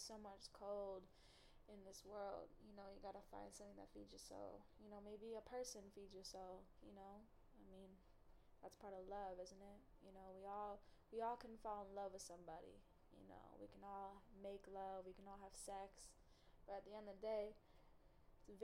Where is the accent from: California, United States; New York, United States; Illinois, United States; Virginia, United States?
Illinois, United States; Chicago; I'm from Chicago